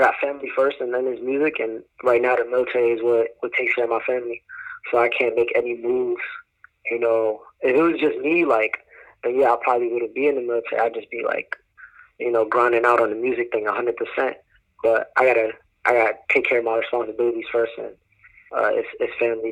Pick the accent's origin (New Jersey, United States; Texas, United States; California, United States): New Jersey, United States; now in North Carolina, United States; I was from the north, you know, I'm from Jersey